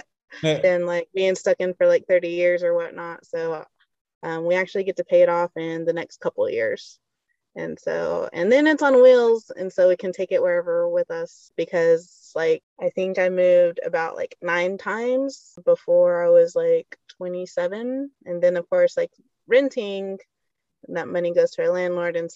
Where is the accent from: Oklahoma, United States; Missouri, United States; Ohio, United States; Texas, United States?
Oklahoma, United States; Seminole; now in Sperry, United States; Seminole though.